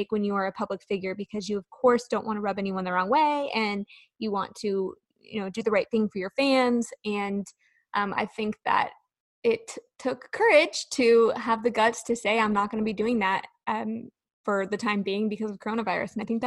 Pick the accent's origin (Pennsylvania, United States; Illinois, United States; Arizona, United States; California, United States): California, United States; now in Nashville, United States; I grew up in California where earthquakes are a thing